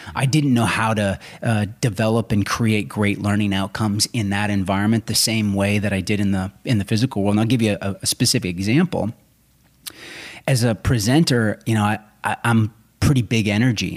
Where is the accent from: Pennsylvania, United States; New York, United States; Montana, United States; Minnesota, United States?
Minnesota, United States; Rochester; I grew up in southern Minnesota